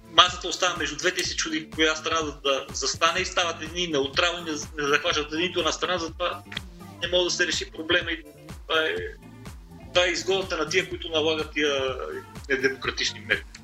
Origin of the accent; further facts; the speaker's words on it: Sofia, Sofia City, Bulgaria; Аз съм софиянец и вие селени, излезли от София, нали, защото ме яд, че аз нямам кое село да отида